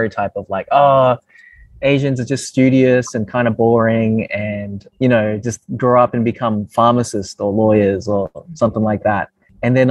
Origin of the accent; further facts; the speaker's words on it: Brisbane, Queensland, Australia; I grew up in Brisbane, also known as Mianjin. I grew up in a suburb called Sunnybank